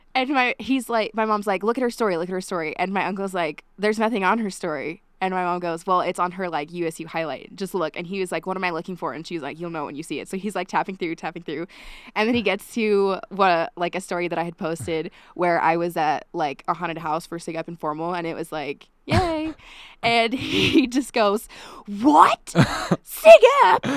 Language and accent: English; Eden, Utah, United States; now in Logan, United States; I'm from a small town called Eden, Utah